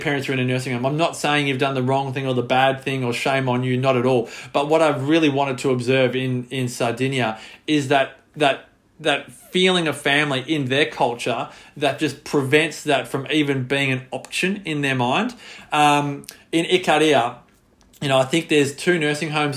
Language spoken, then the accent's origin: English; Australia; as an Australian